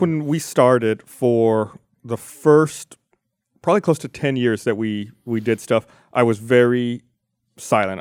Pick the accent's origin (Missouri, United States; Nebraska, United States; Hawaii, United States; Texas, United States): Texas, United States; Austin; I was born in Austin.